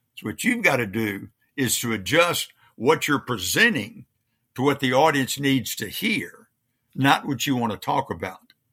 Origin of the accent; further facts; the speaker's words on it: Louisiana, United States; moved away; I was raised in Louisiana